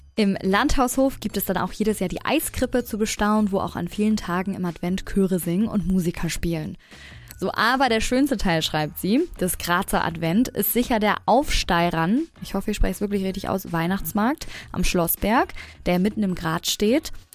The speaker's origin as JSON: {"language": "German", "region": "Hamburg", "country": "Germany", "tie": "born or raised there", "said": "Da bin ich ja groß geworden"}